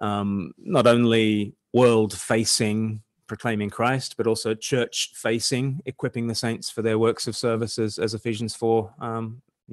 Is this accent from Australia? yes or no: yes; Australia; I'm from Australia